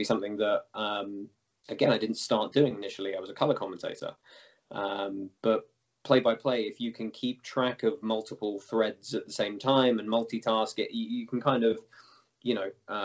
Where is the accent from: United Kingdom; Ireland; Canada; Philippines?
United Kingdom; England; moved away; I come from small domestic MMA background in the UK originally